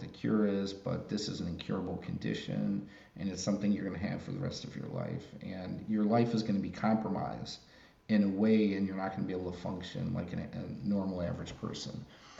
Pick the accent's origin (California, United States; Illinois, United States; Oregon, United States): Illinois, United States; Chicago; I grew up in Chicago.